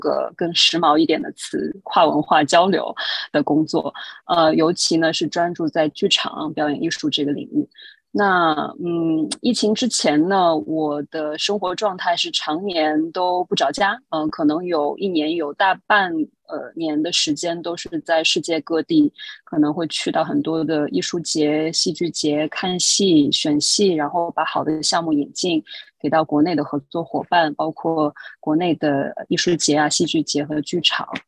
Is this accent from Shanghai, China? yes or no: yes; Shanghai, China; moved away as an adult; now in New York, United States; 我来自上海，现在呢是住在纽约